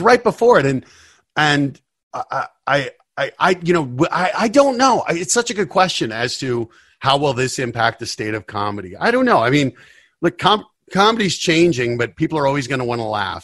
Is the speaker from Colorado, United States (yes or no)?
yes; Denver, Colorado, United States; moved away as an adult; also born or lived in New York; I grew up in Denver, and it was just, hey, you, you work hard, you go to college